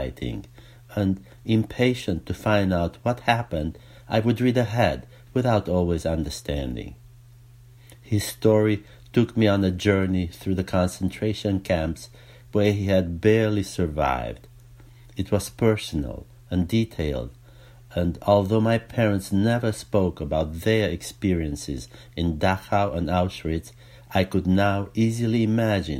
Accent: Romania; now in United States; growing up in Romania

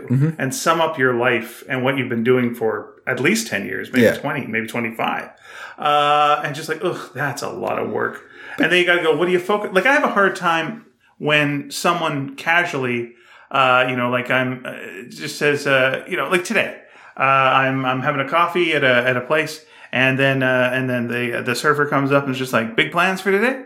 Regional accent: Canada; I'm Canadian

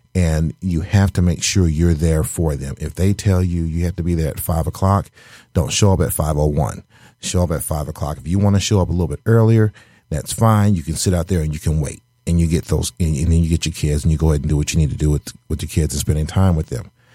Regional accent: the South, United States; now in Michigan, United States; I'm originally from the South

